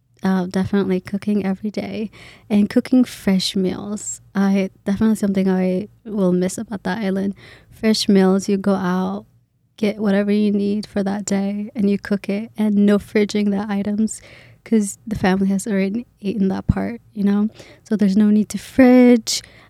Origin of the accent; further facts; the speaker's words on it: Kenya; when I tell them I'm Kenyan or I'm from Kenya, I was born in Kenya, immediately assume I know Kiswahili.